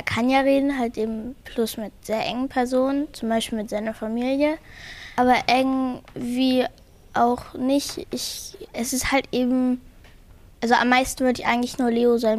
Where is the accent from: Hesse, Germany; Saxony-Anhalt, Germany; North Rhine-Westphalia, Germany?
Saxony-Anhalt, Germany; Bitterfeld; Ich komme aus Bitterfeld. Mm, mir gefällt an Bitterfeld die Gotsche sehr.